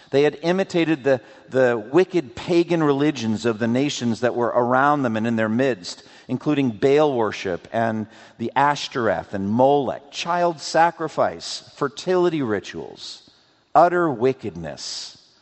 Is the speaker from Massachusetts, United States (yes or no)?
yes; Framingham, Massachusetts, United States; when I was growing up in Boston, eastern Massachusetts. We would drive from my home in Framingham